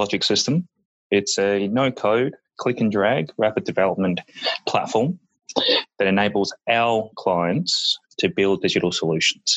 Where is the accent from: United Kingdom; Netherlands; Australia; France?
Australia; moved away as an adult; now in New York, United States; You can probably tell from the accent as we move along, I am from Australia.